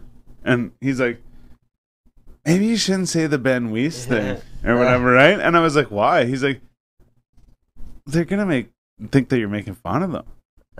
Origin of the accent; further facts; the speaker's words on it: Renfrew, Ontario, Canada; I'm from Renfrew, so we're like fucking like 15 minutes from Portage.